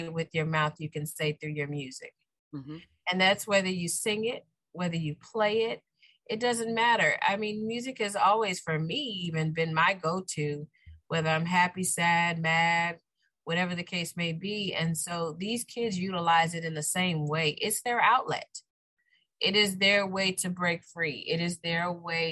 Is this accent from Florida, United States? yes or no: yes; Key West, Florida, United States; I'm born and raised. Yes, I am proud to say I'm a conch